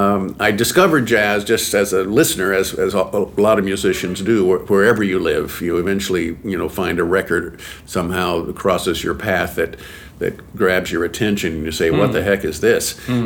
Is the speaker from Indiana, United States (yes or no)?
yes; near Evansville, Indiana, United States; I'm from Indiana.